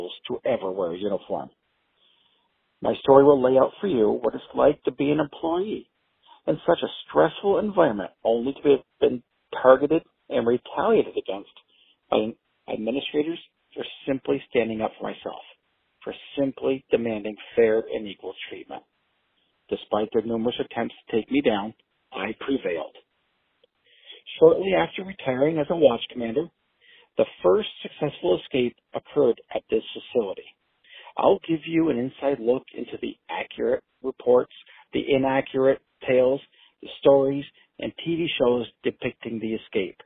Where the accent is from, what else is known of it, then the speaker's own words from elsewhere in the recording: Plattsburgh, New York, United States; Having been born and raised in Plattsburgh, New York, I grew up on the family dairy farm